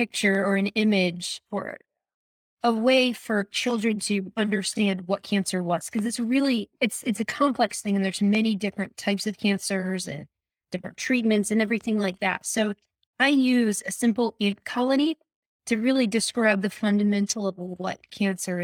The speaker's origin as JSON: {"language": "English", "town": "Cazenovia", "region": "New York", "country": "United States", "tie": "born or raised there", "said": "I grew up in Cazenovia. At the age of 4, my parents moved to Caz, and there I attended elementary, middle, and high school"}